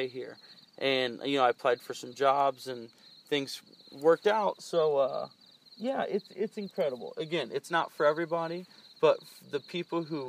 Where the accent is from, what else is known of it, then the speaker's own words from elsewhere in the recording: Indianapolis, Indiana, United States; moved away as an adult; I grew up in Indianapolis. I spent my entire first 29 years of my life